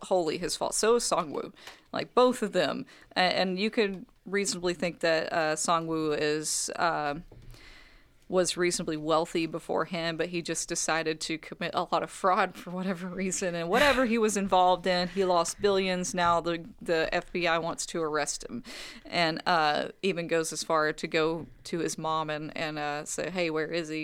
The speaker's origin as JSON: {"language": "English", "country": "United States", "said": "I am an American, I am not a Korean"}